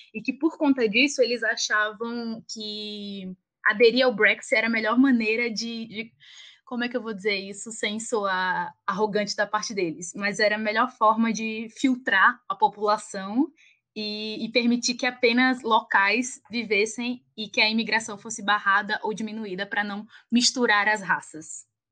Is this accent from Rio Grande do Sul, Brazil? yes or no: no; Alagoas, Brazil; moved away as an adult; also born or lived in England; now in São Paulo, Brazil; Provavelmente vão perceber pelo meu sotaque que eu não sou daqui, eu sou a Lagoana